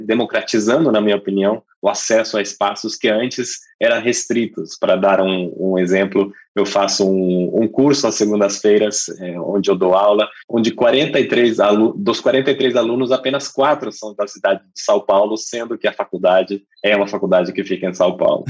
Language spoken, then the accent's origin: Portuguese; England, United Kingdom; Portuguese is a second language; moved away as an adult; now in Brazil; eu sou inglês, eu moro no Brasil há quase oito anos já